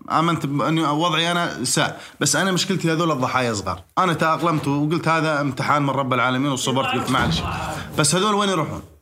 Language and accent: Arabic; Jordan; لما امشي واقدم هويتي واني اردني ابن البلد هذه مو منبوذ